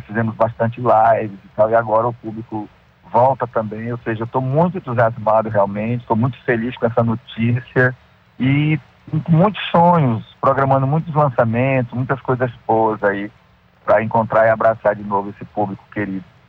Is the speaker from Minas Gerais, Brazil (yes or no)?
no; Pará, Brazil; a minha família toda é do Nordeste, como você bem disse, minha família toda, né? Paraíba, Ceará, e eu só nasci no Pará